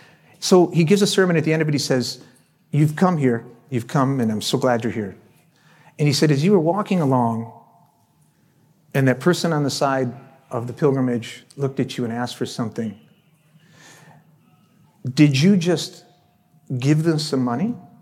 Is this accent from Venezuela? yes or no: yes; Venezuela; I grew up in Venezuela for a number of years anyway